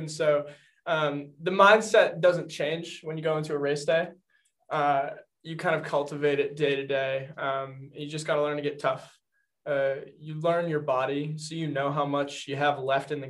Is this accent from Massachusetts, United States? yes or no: yes; North Reading, Massachusetts, United States; moved away as an adult; now in Worcester, United States; I am from North Reading, Massachusetts, originally